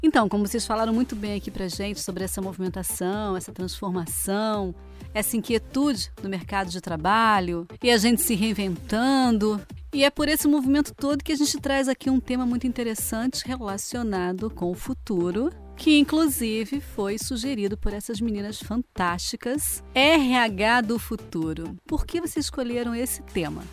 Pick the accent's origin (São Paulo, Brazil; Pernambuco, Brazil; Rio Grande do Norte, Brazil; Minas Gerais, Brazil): Minas Gerais, Brazil; south of; now in Rio de Janeiro, Brazil; Eu também sou mineira. É que eu já moro há tantos anos por aqui pelo Rio que eu virei carioca, sabe assim? Mas eu sou mineira de nascença, nascida lá no sul de Minas Gerais